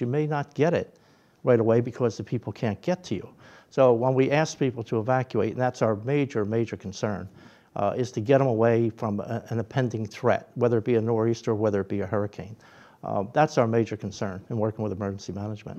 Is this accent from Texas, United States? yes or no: no; Philadelphia, Pennsylvania, United States; moved away as an adult; also born or lived in Atlantic City; now in Absecon, United States; I grew up in Philadelphia